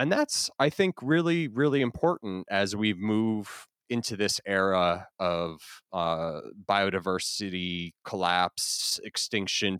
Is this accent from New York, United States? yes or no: no; Florida, United States; also born or lived in New Jersey; I grew up in Florida.